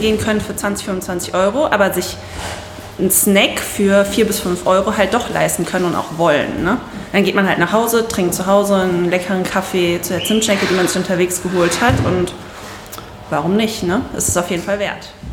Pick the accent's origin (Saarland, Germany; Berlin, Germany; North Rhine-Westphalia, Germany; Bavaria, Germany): North Rhine-Westphalia, Germany; Siegburg; ich bin aus Siegburg